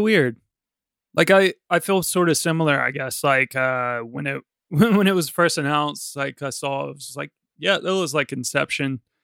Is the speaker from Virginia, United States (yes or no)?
yes; Virginia, United States; now in London, United Kingdom; I am originally from Virginia, but I live in London.